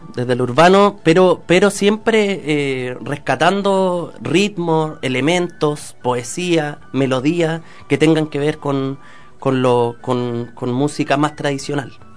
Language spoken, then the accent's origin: Spanish; Santiago, Santiago Metropolitan Region, Chile; nosotros igual somos santiaguinos